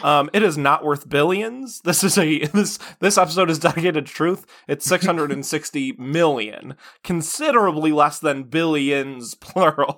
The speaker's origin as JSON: {"language": "English", "country": "United States", "said": "as an American"}